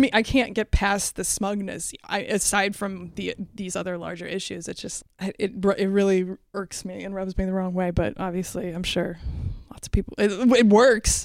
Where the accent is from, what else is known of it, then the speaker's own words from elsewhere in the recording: Iowa, United States; I'm from Iowa